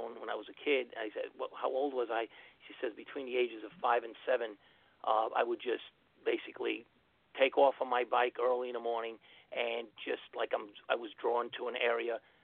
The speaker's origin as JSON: {"language": "English", "town": "New York City", "region": "New York", "country": "United States", "tie": "born or raised there", "said": "I was born in Queens, New York, Kew Gardens"}